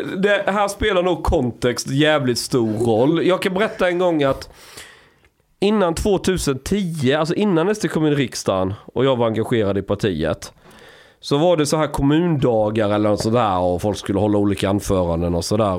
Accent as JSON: {"language": "Swedish", "town": "Osby", "region": "Skåne", "country": "Sweden", "tie": "born or raised there", "said": "på 90-talet säger vi i Osby där jag växte upp"}